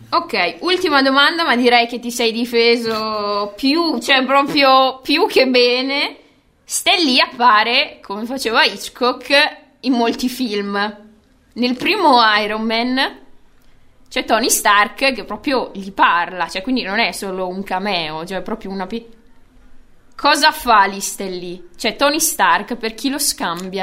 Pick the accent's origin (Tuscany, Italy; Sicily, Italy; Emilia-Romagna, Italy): Emilia-Romagna, Italy; Bologna; Noi siamo nati e cresciuti a Basket City